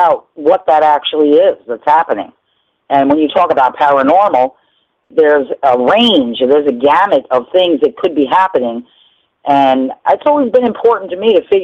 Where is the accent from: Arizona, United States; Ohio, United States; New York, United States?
New York, United States; New Rochelle; I lived on Shore Road in New Rochelle